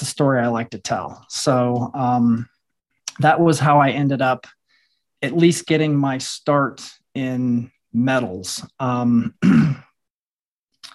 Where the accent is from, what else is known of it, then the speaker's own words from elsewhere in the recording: southwest Missouri, United States; also born or lived in Iowa; moved to Missouri, southwest part of the state, around 11 years old. So I kind of claim that as my home, because that was where my formative years took place